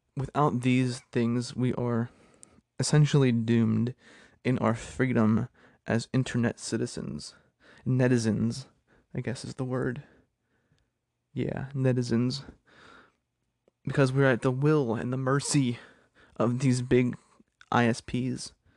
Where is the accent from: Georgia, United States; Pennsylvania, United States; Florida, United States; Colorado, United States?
Pennsylvania, United States; my home state of Pennsylvania